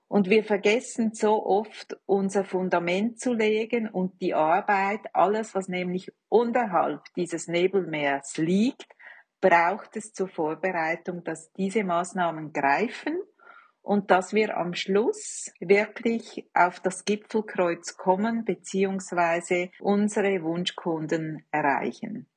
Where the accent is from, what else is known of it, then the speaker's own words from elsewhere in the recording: Switzerland; als Schweizerin muss ich